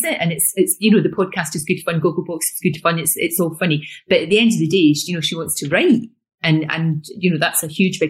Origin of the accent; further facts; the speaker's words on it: Glasgow, Scotland, United Kingdom; accent: Glasgow; also born or lived in East Kilbride; we moved from Glasgow to East Kilbride, which is about 10 miles when I was growing up